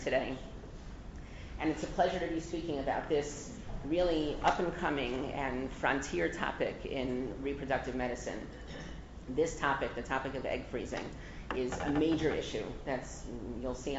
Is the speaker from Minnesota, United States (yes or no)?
no; Englewood, New Jersey, United States; moved away; I grew up in Englewood, and I was actually thinking that it's going to be 40 years this coming summer that my parents moved to Englewood with us